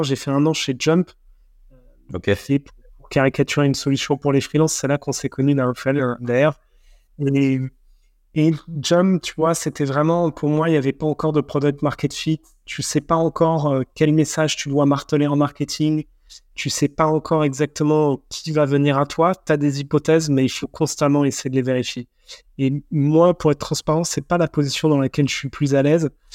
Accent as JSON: {"language": "French", "country": "France", "said": "en tant que Français"}